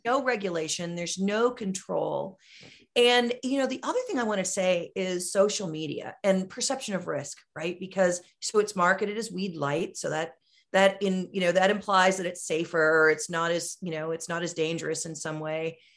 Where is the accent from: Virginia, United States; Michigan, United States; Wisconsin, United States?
Wisconsin, United States; my home state of Wisconsin